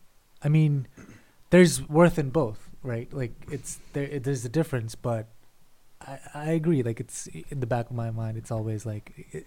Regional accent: Kerala, India; now in Philadelphia, United States; we were from the Protestant CSI background, and being in Kerala and in growing up in India, we were surrounded in that culture, Christian culture

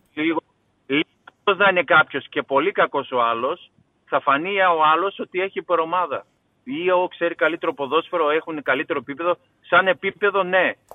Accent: Greece; now in Kansas, United States; Εμείς οι Έλληνες

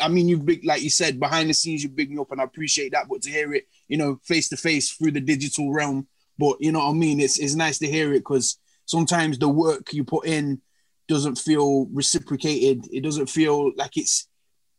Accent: Nottingham, East Midlands, United Kingdom; I'm from Nottingham, born and bred, so it's been Notts.

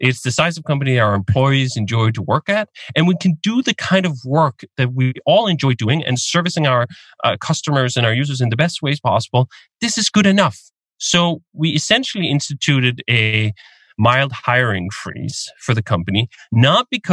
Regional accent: Denmark; moved away as an adult; I'm Danish. I grew up in Denmark. I lived there until I was 25.

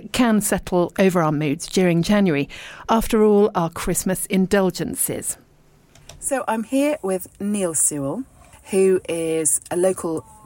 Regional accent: Dorset, South West England, United Kingdom; also born or lived in Richmond, London / London; now in East Sheen, London, United Kingdom; I was born in Richmond, brought up in Dorset, and then I did live and work in London for a bit

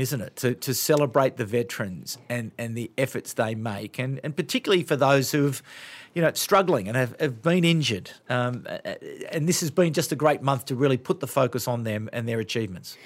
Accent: Sydney, New South Wales, Australia; I grew up in Sydney

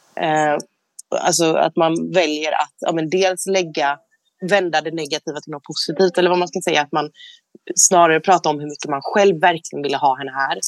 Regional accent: Jönköping, Jönköping County, Sweden; moved away; jag är hemma i Jönköping

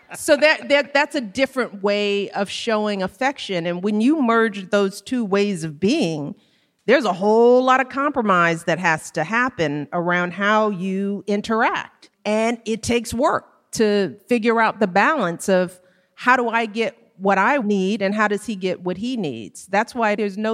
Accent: Chicago, Illinois, United States; I grew up on the South Side with everybody I've ever known within seven blocks of each other

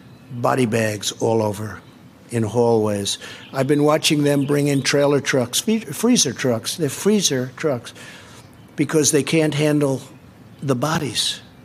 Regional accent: New York City, New York, United States; So I grew up in Queens, New York, and right next to a place called Elmhurst.

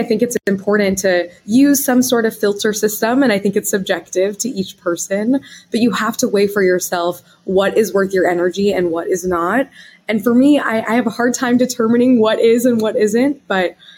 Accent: Wichita, Kansas, United States; moved away as an adult; I'm from the Midwest, Wichita, Kansas

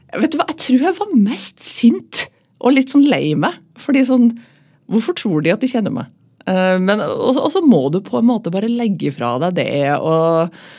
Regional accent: Trøndelag, Norway; now in Oslo, Norway; så er jeg jo trønder

